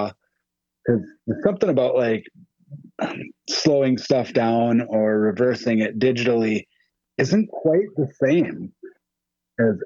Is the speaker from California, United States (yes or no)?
no; Western Wisconsin, United States; I'm from Western Wisconsin, about an hour from Minneapolis